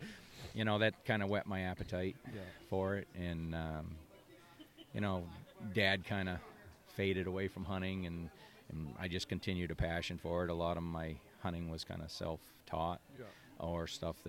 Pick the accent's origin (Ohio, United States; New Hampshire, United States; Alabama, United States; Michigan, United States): New Hampshire, United States; Wentworth; also born or lived in Plymouth, New Hampshire; I was born in Plymouth. New Hampshire, and basically I've lived my whole life in Wentworth, so I didn't travel far. I went to local schools, and I still work in Plymouth